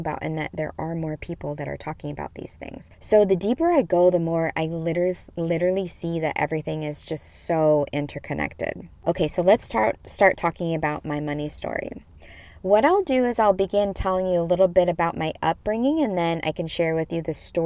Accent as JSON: {"language": "English", "region": "Midwest", "country": "United States", "tie": "born or raised there", "said": "I grew up in the Midwest in the 80s as a young thing"}